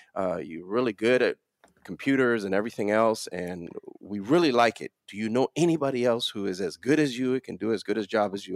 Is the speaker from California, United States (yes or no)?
no; New York City, New York, United States; also born or lived in Dominican Republic; I spend most of my life, uh, most of my next thirty years or so in, uh, Brooklyn, New York